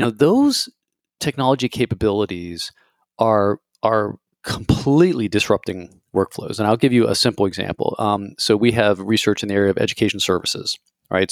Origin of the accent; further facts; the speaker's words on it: United States; as an American